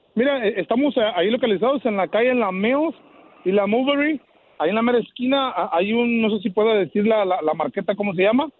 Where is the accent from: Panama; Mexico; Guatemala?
Mexico; Guanajuato; now in United States; Soy de Guanajuato, de de, de, medio Puerto, Guanajuato